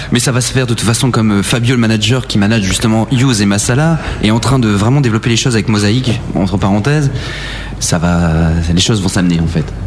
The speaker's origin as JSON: {"language": "French", "area": "Aisne", "region": "Hauts-de-France", "country": "France", "said": "je suis de l'Aisne, donc une petite ville"}